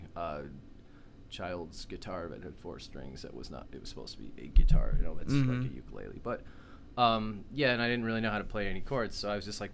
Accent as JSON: {"language": "English", "town": "Richmond", "region": "Michigan", "country": "United States", "lives_now": "St. Clair Shores, United States", "said": "I'm from the great white city of Richmond, Michigan"}